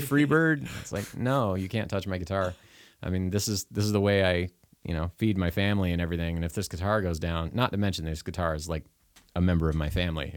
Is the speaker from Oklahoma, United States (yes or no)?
yes; Oklahoma, United States; moved away; I wasn't from the area up here. I was from Oklahoma, and so I really felt like I was starting at zero when I moved up here